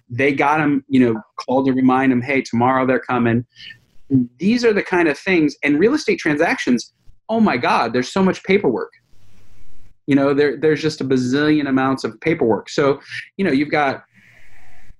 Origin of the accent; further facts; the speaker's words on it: California, United States; I'm a Californian